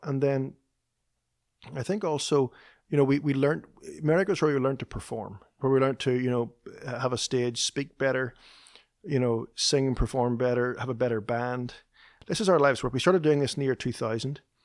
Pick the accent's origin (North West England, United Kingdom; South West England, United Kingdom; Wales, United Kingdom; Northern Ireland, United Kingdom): Northern Ireland, United Kingdom; moved away as an adult; now in Nashville, United States; Chris and I both grew up in the north of Ireland